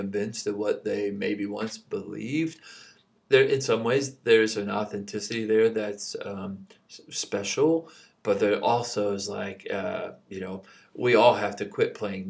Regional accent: Kentucky, United States; moved away; I grew up in Kentucky

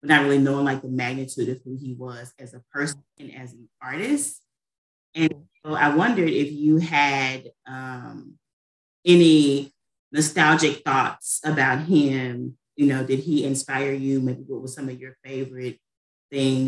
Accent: the South, United States; growing up in the South

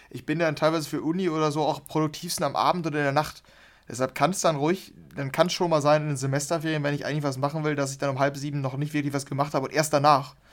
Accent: Dortmund, North Rhine-Westphalia, Germany; Dortmund ist extrem hässlich, ähm, weil früher wir, wir kommen hier aus dem Ruhrgebiet und das hat Spuren hinterlassen.

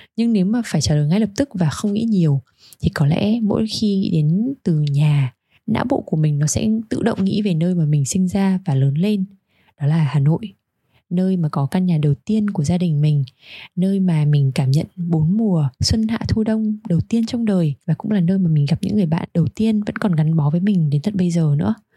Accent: Hanoi, Vietnam; now in Sydney, Australia; Mình sinh ra và lớn lên ở Hà Nội

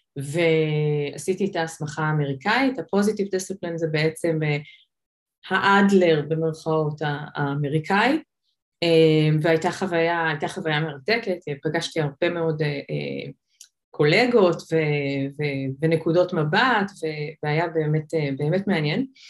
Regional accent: Israel; also born or lived in United States; אני ישראלית

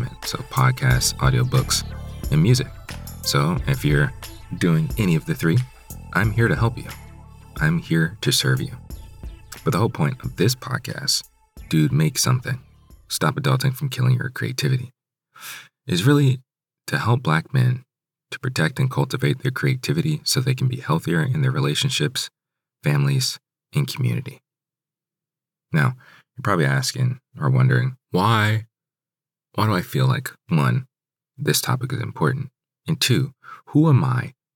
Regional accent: Hyattsville, Maryland, United States; Growing up in Hyattsville, growing up in the DMV area

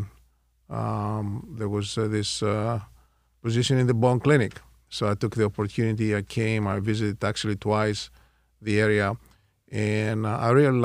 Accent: Thessaloniki, Central Macedonia, Greece; moved away as an adult; also born or lived in Houston, Texas; My family is from Thessaloniki, Greece

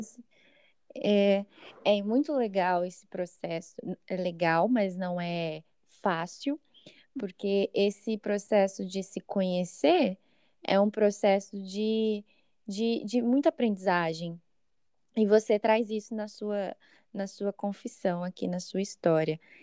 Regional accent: São Paulo, Brazil; sou de São Paulo

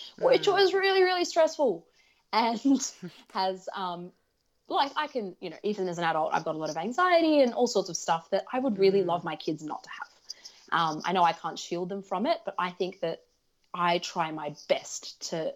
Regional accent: Australia; English is a second language; also born or lived in Soviet Union; we got sent to Australia

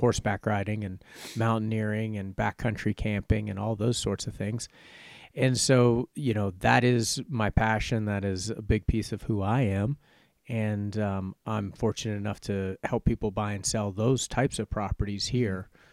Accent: Richmond, Virginia, United States; moved away as an adult; now in Wyoming, United States; I grew up in Richmond, Virginia

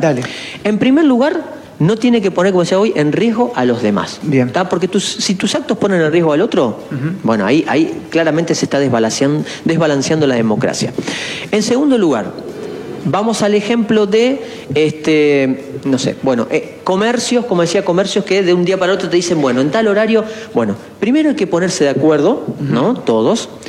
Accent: Esperanza, Santa Fe, Argentina

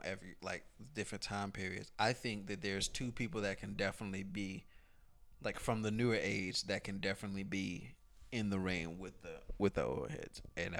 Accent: North Carolina, United States; I am from North Carolina.

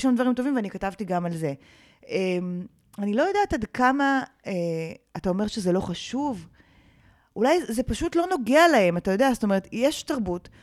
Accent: Karmiel, Northern District, Israel; אני גדלתי בכרמיאל אה, של שנות ה-80

